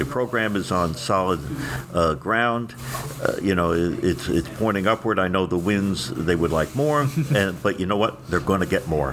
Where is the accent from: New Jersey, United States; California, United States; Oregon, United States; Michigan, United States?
New Jersey, United States; moved away as an adult; also born or lived in Indianapolis; I'm from Jersey